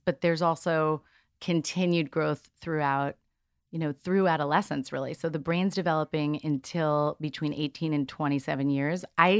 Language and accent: English; New York, United States; I'm from New York